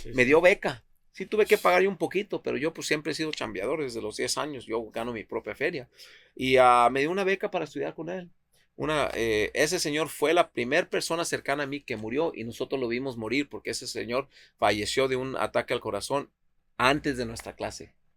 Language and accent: Spanish; Tepic, Nayarit, Mexico; now in Seattle, United States; Mira, yo nací en Tepic, Nayarit, México. Nací en Tepic, Nayarit.